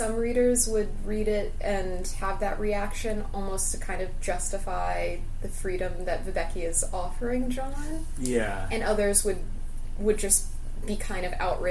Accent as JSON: {"language": "English", "country": "United States", "said": "an American"}